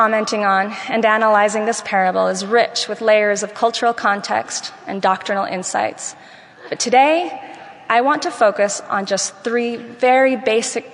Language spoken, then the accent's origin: English; Venezuela; moved away; while I was growing up in Venezuela